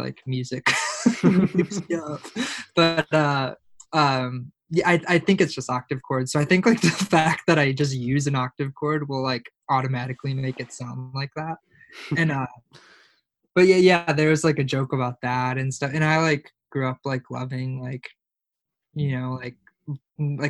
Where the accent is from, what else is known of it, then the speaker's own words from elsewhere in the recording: Oak Forest, Illinois, United States; growing up in Oak Forest, where like Illinois